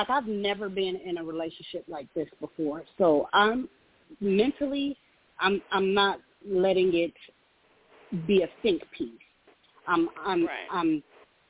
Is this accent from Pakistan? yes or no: no; California, United States; now in Dallas, United States; I live in Texas. I'm from California.